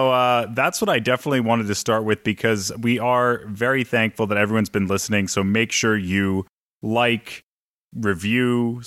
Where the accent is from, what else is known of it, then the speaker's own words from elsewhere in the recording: New Jersey, United States; accent: New Jersey; Is this a slight on my New Jersey accent?